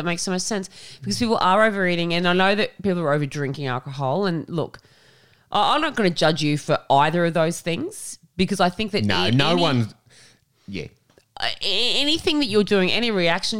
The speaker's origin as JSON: {"language": "English", "town": "Tamworth", "region": "New South Wales", "country": "Australia", "tie": "born or raised there", "said": "But for me, growing up in Tamworth, Port Macquarie was somewhere where a lot of people went for holidays, right?"}